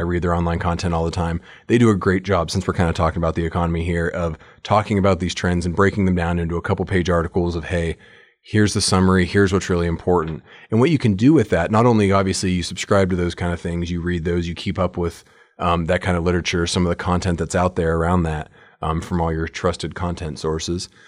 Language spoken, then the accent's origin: English; United States; I'm an American